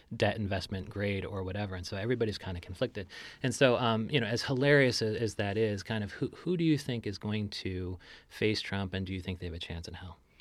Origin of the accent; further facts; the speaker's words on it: Chicago, Illinois, United States; moved away; my hometown of Sho, Chicago, Illinois